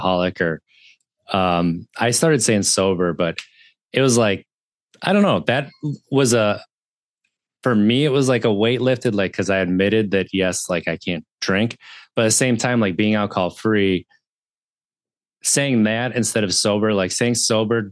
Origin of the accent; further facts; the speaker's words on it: Wisconsin, United States; growing up in Wisconsin